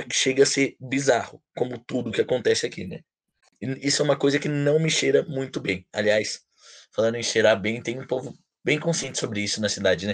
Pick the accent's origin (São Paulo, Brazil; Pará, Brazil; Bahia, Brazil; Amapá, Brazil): São Paulo, Brazil; Bragança Paulista; Bragantino de nascença